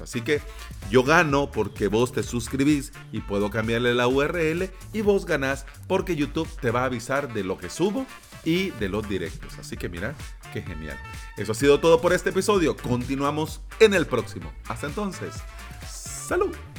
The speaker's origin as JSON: {"language": "Spanish", "country": "El Salvador", "said": "aquí en mi país"}